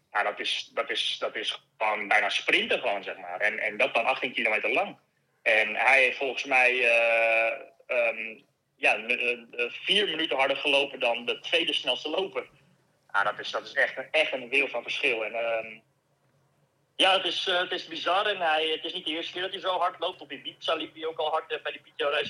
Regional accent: Netherlands; now in Girona, Spain

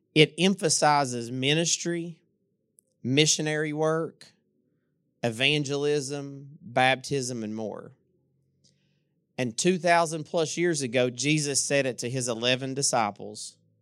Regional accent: Inez, Kentucky, United States; also born or lived in Louisa; I'm from Louisa. I'm from, actually, I'm from Inez, even smaller than Louisa.

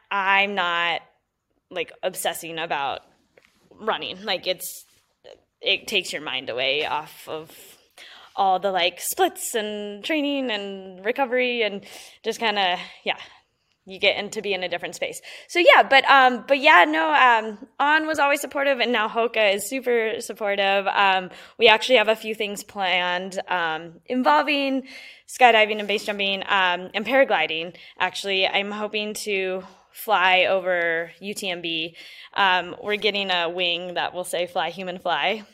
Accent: Colorado Springs, Colorado, United States; growing up in Colorado Springs

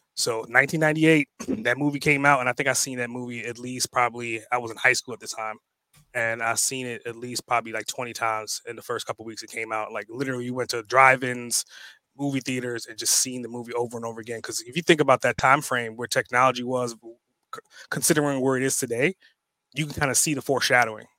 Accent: New York, United States; also born or lived in Trinidad and Tobago; now in Atlanta, United States; I was born in, in Trinidad and Tobago. I grew up in New York, way of Atlanta right now

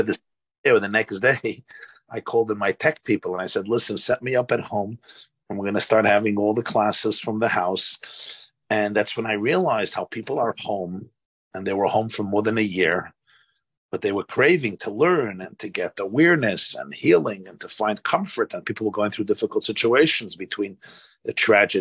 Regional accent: New York City, New York, United States; now in Monsey, United States; I was born in 1972 in Brooklyn, New York. I live today in Rockland County in Muncie.

